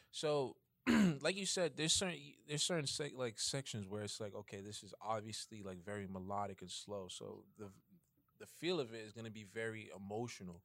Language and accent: English; New York City, New York, United States; I'm from Bronx, New York.